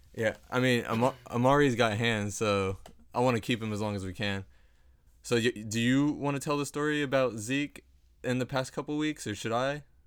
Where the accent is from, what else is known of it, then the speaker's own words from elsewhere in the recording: Dallas, Texas, United States; we are both from Dallas, born and raised